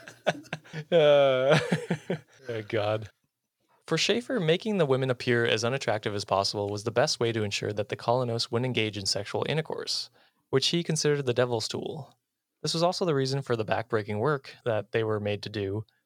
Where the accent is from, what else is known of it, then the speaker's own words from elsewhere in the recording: United States; as an American